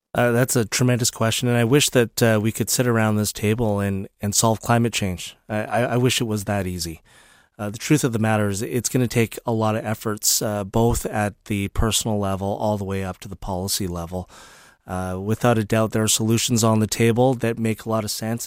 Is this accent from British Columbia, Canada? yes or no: yes; British Columbia, Canada; as British Columbians, as Canadians